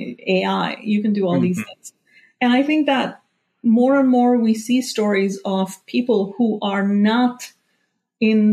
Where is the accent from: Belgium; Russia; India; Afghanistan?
India; moved away as an adult; I grew up in India